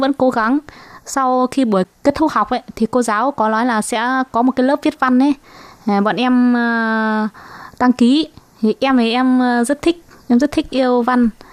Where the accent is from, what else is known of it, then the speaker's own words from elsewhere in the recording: Hải Dương, Vietnam; moved away as an adult; also born or lived in Hưng Yên; now in Taiwan; Quê gốc của em quê Hải Dương